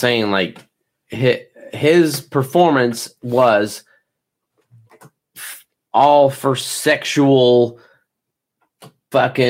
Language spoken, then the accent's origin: English; United States; I'm fucking American.